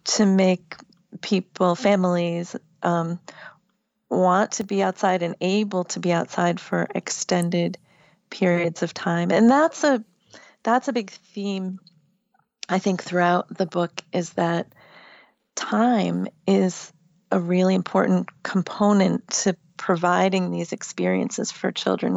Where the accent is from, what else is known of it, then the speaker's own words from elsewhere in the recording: Massachusetts, United States; now in Virginia, United States; I live in Virginia now, but I grew up in Massachusetts